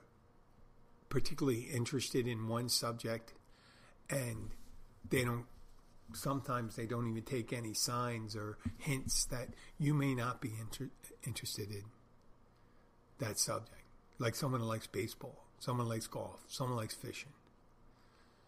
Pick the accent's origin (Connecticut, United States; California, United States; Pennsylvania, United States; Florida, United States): Pennsylvania, United States; Philadelphia; now in Key Largo, United States; I'm from Philadelphia